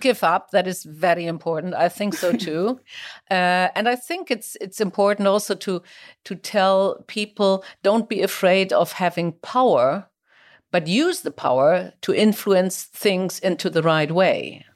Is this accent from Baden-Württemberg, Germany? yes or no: no; Kiel, Schleswig-Holstein, Germany; my hometown Kiel